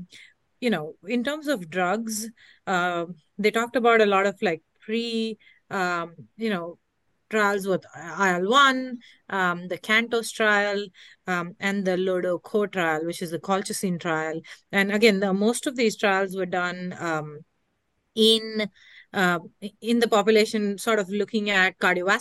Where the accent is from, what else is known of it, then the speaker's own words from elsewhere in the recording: New York, United States; I'm from New York, but not right now in San Diego